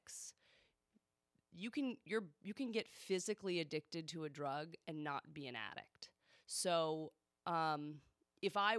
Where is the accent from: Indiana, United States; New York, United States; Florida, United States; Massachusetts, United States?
Massachusetts, United States; Boston; also born or lived in Newton, Massachusetts; now in California, United States; I'm from Boston